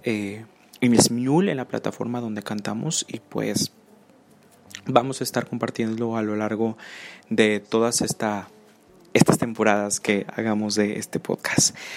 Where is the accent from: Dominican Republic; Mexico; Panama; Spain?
Mexico; Nuevo León; Soy nacido en Nuevo León y, pues bueno, actualmente em, estudio la licenciatura en Administración de Empresas aquí en Nuevo León